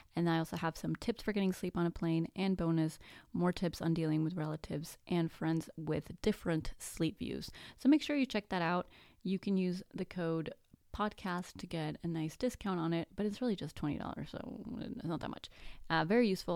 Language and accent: English; Mexico; first language Spanish; English is a second language; I'm actually Mexican. My first language is actually Spanish.